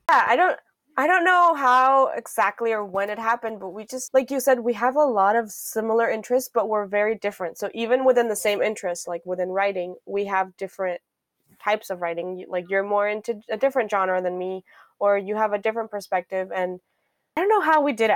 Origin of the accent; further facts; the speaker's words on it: Miami, Florida, United States; moved away; I grew up in Miami, Florida